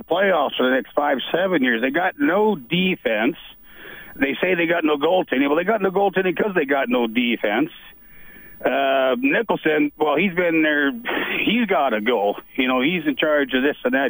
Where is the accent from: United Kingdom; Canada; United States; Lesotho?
Canada; Lloydminster; I'm from Lloydminster